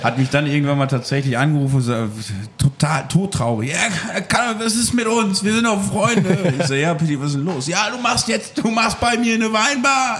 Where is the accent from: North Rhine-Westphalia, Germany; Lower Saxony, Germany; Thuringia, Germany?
Lower Saxony, Germany; Friesland; now in Münster, Germany; Ich komme aus Friesland